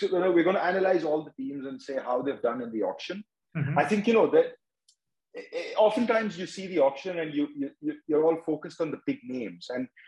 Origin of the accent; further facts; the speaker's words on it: Mumbai, Maharashtra, India; I'm from Mumbai, so, you know, I mean, there's always been Mumbai.